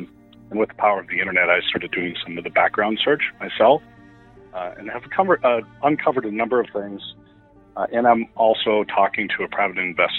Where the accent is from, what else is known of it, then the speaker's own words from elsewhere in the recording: Williston, North Dakota, United States; growing up in Williston